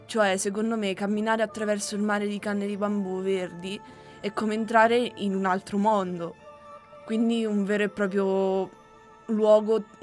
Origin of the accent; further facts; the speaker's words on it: Romania; now in Italy; io essendo rumeno